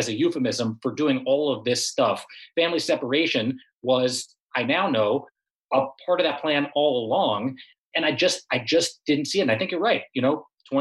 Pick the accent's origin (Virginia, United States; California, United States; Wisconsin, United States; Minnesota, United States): California, United States; Southern; I'm from Southern California.